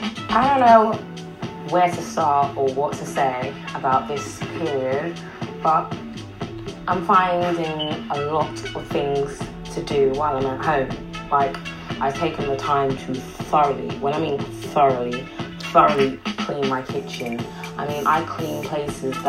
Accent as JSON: {"language": "English", "country": "United Kingdom", "tie": "born or raised there", "also_born_or_lived": "West Indies (ancestry)"}